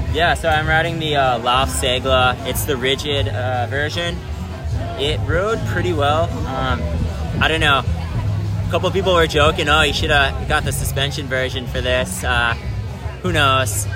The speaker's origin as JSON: {"language": "English", "town": "Winona", "region": "Minnesota", "country": "United States", "tie": "born or raised there", "moved": "as an adult", "lives_now": "Lawrence, United States", "said": "I live in Lawrence, Kansas, kind of near Kansas City, but I'm from Winona, Minnesota"}